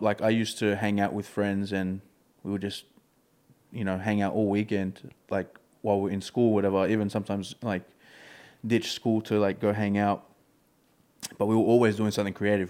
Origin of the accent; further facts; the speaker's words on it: Melbourne, Victoria, Australia; I've been brought up in this community.